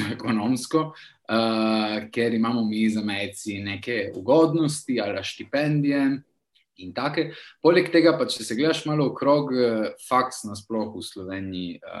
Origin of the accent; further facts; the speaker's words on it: Trieste, Friuli-Venezia Giulia, Italy; moved away as an adult; now in Turin, Italy; Rodil sem se v Trstu, za mejski slovenc.